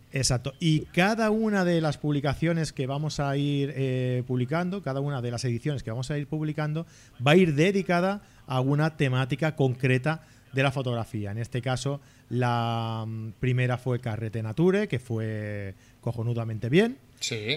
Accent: Abrera, Catalonia, Spain; aquí a Abrera, a mi pueblo, en Barcelona

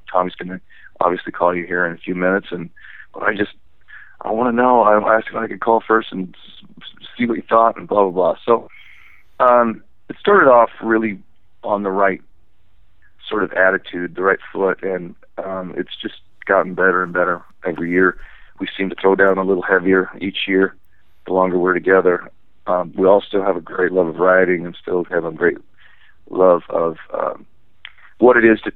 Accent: Northern California, United States; I'm from Northern California

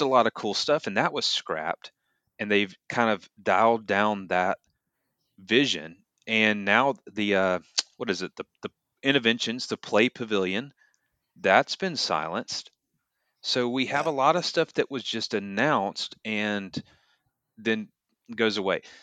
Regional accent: Atlanta, Georgia, United States; when I used to go to Six Flags growing up in Atlanta

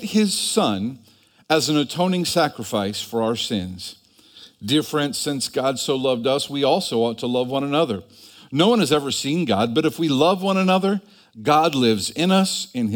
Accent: Cleveland, Ohio, United States; growing up in Cleveland

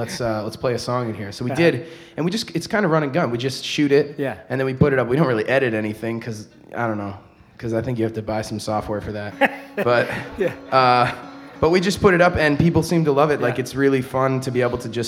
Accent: Baraboo, Wisconsin, United States; moved away as an adult; now in Madison, United States; We're all from Baraboo, and we've all been living in Madison for a few years now

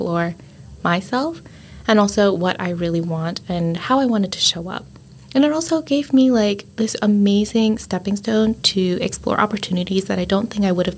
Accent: United States; also born or lived in Richmond / Spain; I was born only in the United States

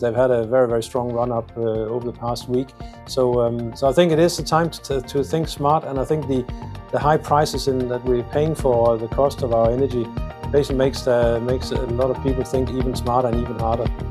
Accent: Denmark; I come from Denmark where we are, where we're very proud of, uh, our windmills

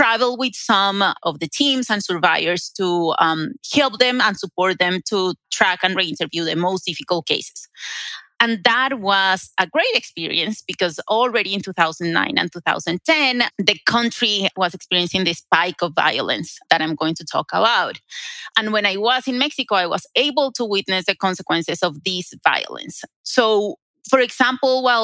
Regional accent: Colombia; moved away as an adult; also born or lived in Durham, North Carolina, United States; now in Denver, United States; I was a graduate student in Colombia. That is my home country

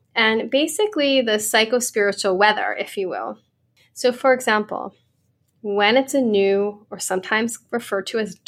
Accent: Ireland; I'm Irish. I have really light skin.

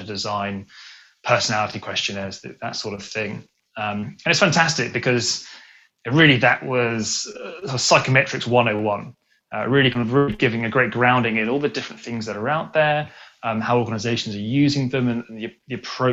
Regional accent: England, United Kingdom; moved away as an adult; now in Sydney, Australia; I grew up in England, but I moved out to Sydney about a year and a half ago

